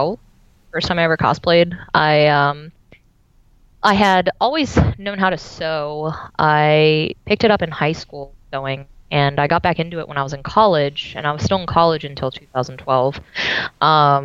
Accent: Pittsburgh, Pennsylvania, United States; now in Georgia, United States; I am originally from Pittsburgh, PA, currently living in Georgia.

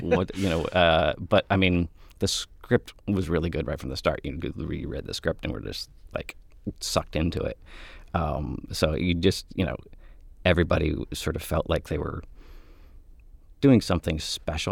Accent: Mansfield, Ohio, United States; moved away; I was from Mansfield. I had just graduated from film school

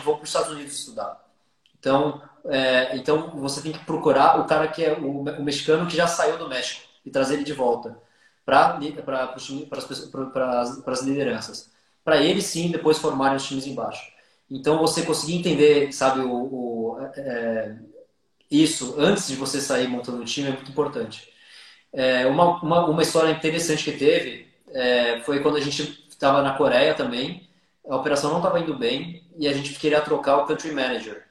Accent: São Paulo, Brazil; sou, sou paulistano aqui e sou paulistano

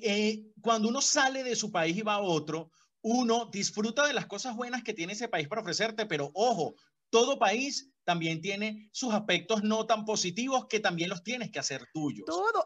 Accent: Caracas, Capital District, Venezuela; moved away as an adult; now in Colombia; mi cama ya no era la de Caracas

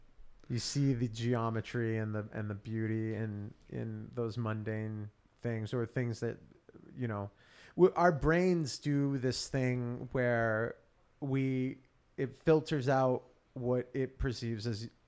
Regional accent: Auburn, New Hampshire, United States; I grew up in Auburn, which is a suburb of Manchester.

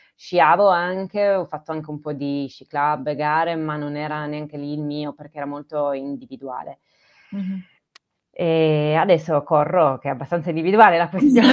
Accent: Turin, Piedmont, Italy; also born or lived in Trentino / Grugliasco / Bruino; io sono piemontese, Torino. Torino, ho vissuto fino ai 18, 20, sì, 20 anni insomma a Torino

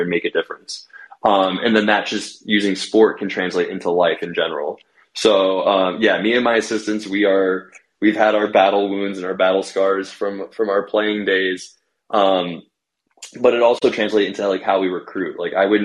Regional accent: New Jersey, United States; also born or lived in Manhattan; now in New York City, United States; I'm from New Jersey originally

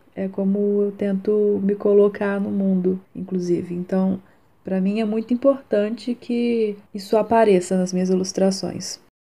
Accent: Juiz de Fora, Minas Gerais, Brazil; eu sou de Juiz de Fora, Minas Gerais.

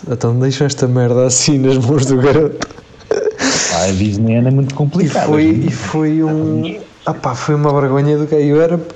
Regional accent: Almalaguês, Coimbra District, Portugal; lá na minha aldeia, em Almalaguês

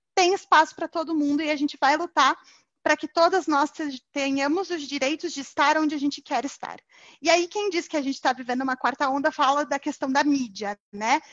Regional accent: Curitiba, Paraná, Brazil; moved away as an adult; now in São Paulo, Brazil; Eu sou curitibana, mas moro em São Paulo

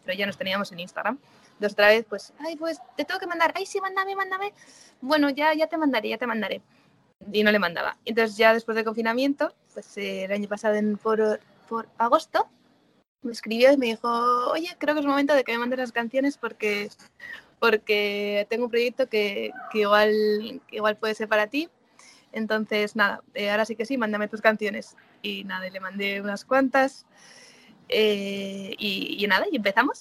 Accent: San Sebastián, Basque Country, Spain; moved away as an adult; also born or lived in Madrid / Sydney / New Zealand; now in Galicia, Spain; volví a San Sebastián, que yo soy de San Sebastián

